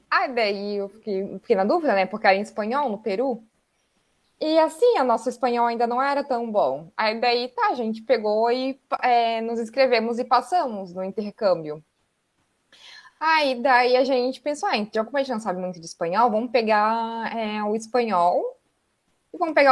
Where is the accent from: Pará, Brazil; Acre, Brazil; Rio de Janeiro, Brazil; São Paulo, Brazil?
Pará, Brazil; also born or lived in Santa Catarina; now in Itapema, Brazil; Nós somos falar? paraenses, é, eu e a Daiane